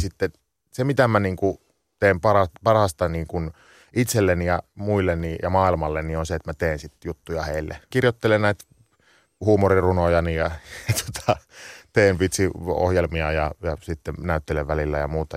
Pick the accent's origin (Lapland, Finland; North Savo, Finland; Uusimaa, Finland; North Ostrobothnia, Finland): North Savo, Finland; Sonkajärvi; now in London, United Kingdom; mä oon kasvanut Sonkajärvellä, että 25 kisan päässä